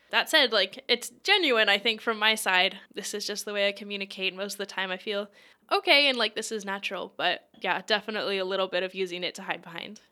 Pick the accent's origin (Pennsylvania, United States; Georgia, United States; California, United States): Pennsylvania, United States; Lancaster; originally, I'm from Lancaster, Pennsylvania, and I did do a bunch of things growing up